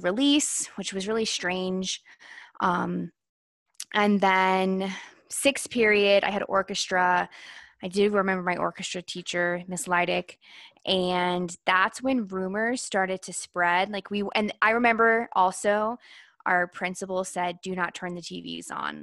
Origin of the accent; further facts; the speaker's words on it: Virginia, United States; I grew up in Virginia. I probably grew up, like, twenty, twenty, twenty-five minutes outside of Washington, D C